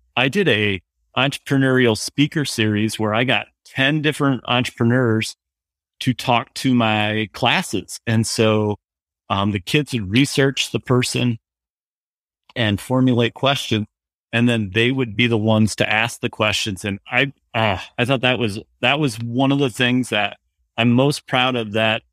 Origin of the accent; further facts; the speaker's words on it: New Hampton, Iowa, United States; moved away as an adult; now in Johnston, United States; I'm originally, I was from Northeast Iowa, was from a little town called New Hampton